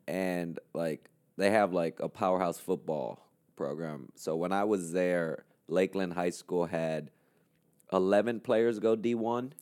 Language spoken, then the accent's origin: English; Puerto Rico; English is a second language; moved away as an adult; also born or lived in New York / Florida; now in New York City, United States; I was born in New York, but I grew up in Puerto Rico